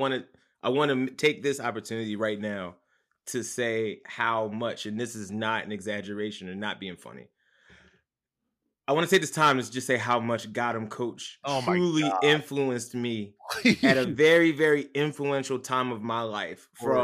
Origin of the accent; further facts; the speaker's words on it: Philadelphia, Pennsylvania, United States; moved away as an adult; now in Brooklyn, United States; Born and raised, yes, sir. Southwest Philadelphia.